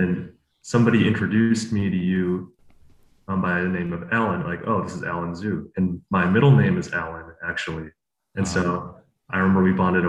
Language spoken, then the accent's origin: English; Chicago, Illinois, United States; I grew up in Chicagoland, born and raised